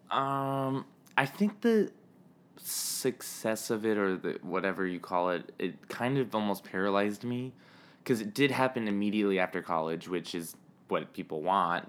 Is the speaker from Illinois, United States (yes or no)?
no; Miami, Florida, United States; moved away as an adult; also born or lived in New York; I'm from Miami. I moved to New York for college